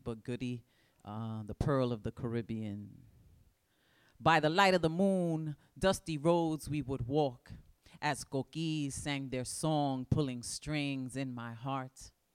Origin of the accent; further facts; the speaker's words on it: New York City, New York, United States; I was born in the Boogie Down Bronx. I still live there